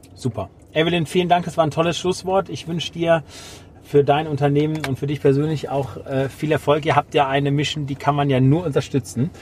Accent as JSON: {"language": "German", "country": "Germany", "said": "Jetzt bin ich ja Deutscher"}